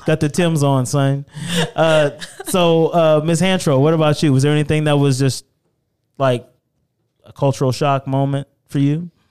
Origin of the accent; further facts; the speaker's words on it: Louisiana, United States; moved away; I'm originally from Louisiana